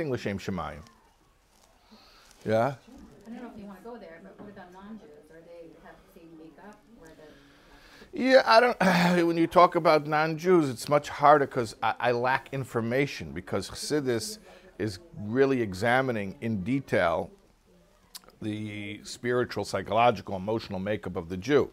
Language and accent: English; Chicago, Illinois, United States; I'm from Chicago, middle America.